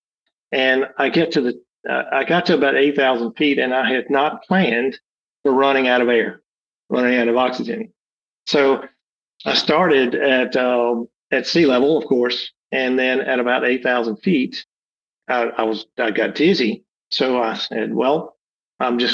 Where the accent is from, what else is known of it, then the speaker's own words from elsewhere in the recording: Alabama, United States; I'm from Alabama